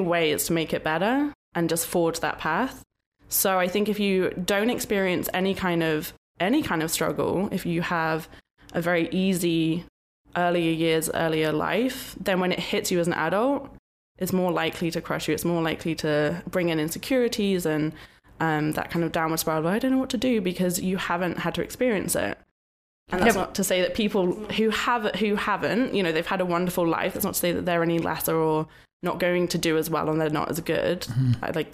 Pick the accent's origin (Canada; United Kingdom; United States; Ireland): United Kingdom; England; I'm from England